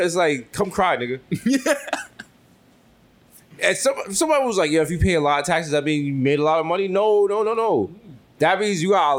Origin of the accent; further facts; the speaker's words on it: New York City, New York, United States; I come from the Bronx, BX all day.